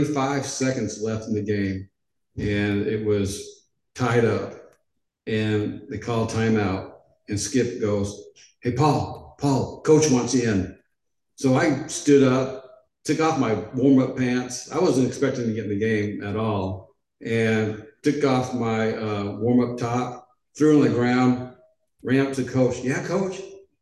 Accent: Edmonds, Washington, United States; moved away as an adult; also born or lived in Portland, Oregon / Los Angeles, California / Memphis, Tennessee; ninth grade, I went to Edmonds Junior High.

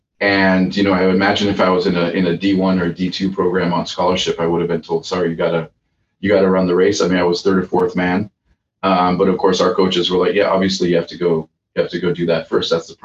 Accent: Nigeria; moved away as an adult; now in United States; I came to Calvin from Nigeria, so I did not have a big community here.

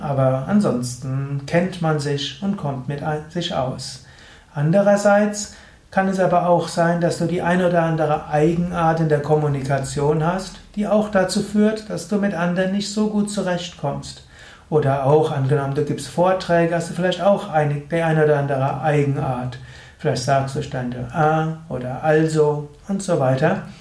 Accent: Gensingen, Rhineland-Palatinate, Germany; aus Gensingen, das ist der Ort, wo ich herkomme

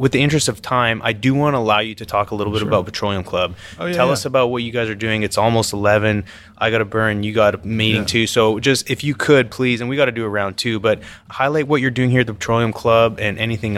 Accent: Canada; now in United States; And I'm coming from Canada. It's like I have not witnessed that until coming down here.

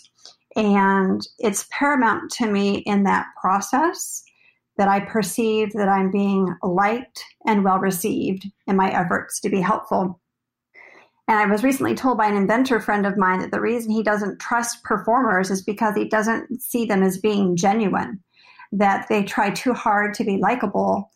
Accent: Kansas, United States; also born or lived in Texas / Arizona; now in Southern California, United States; I'm originally from Kansas, and I've come to Southern California by way of Texas and Arizona

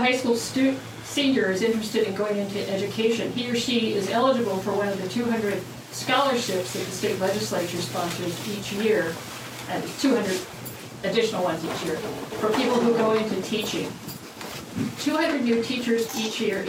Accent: Richmond, Indiana, United States; now in Bloomington, United States; I grew up in Richmond

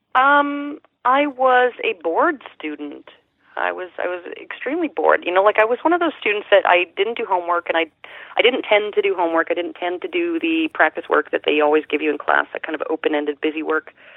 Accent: Sherwood Park, Alberta, Canada; I was born just outside of Edmonton, just east of Edmonton, and uh, it was a then small town of maybe smallish town of maybe uh, ten thousand people, called Sherwood Park.

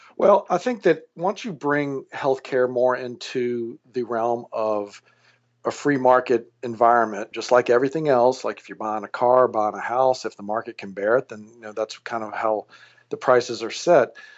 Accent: Alexandria, Louisiana, United States; moved away as an adult; also born or lived in New Orleans, Louisiana / Cleveland, Ohio / Baton Rouge, Louisiana; now in San Francisco, United States; I was born and raised in Alexandria, Louisiana.

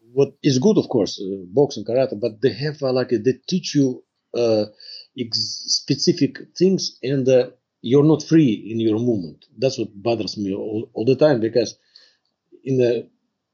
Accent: Tver, Tver Oblast, Russia; moved away as an adult; now in Canada; I'm from Russia. Born in Russia and the city is Tver.

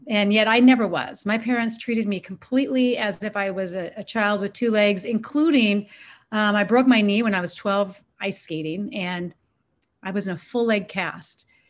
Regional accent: Washington, United States; I grew up in the Northwest, Washington State.

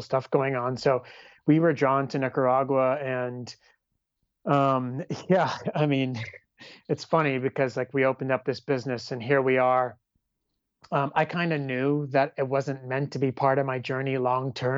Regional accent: California, United States; me being from California

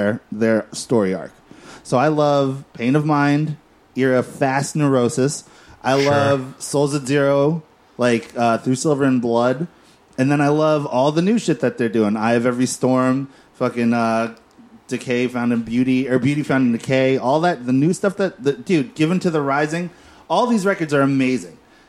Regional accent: Philadelphia, Pennsylvania, United States; I'm from Philadelphia

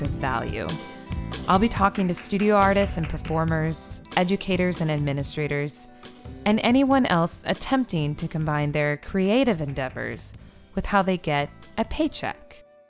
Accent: Sioux City, Iowa, United States; moved away as an adult; now in Philadelphia, United States; We're both from Sioux City, Iowa

